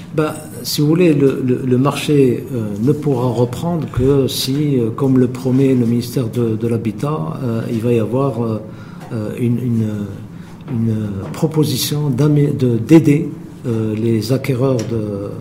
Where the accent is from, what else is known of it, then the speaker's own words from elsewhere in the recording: Morocco; chez nous au Maroc